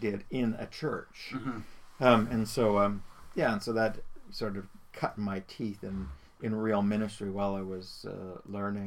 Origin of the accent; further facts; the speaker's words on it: Burlington, Ontario, Canada; I was born and raised in Burlington and spent most of our lives there.